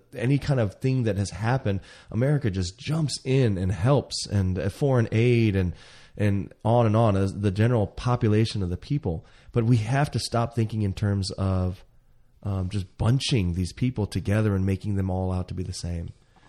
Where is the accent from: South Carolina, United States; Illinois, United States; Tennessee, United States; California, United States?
South Carolina, United States; the South; I am Asian, but I was grown in, I was raised in the South.